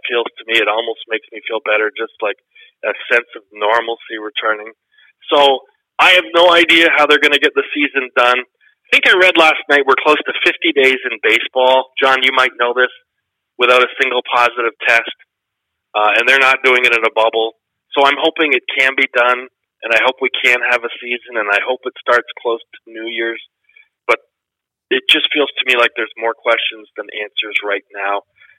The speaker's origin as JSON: {"language": "English", "country": "Canada", "said": "as a Canadian, you're supposed to cheer for Canadian teams."}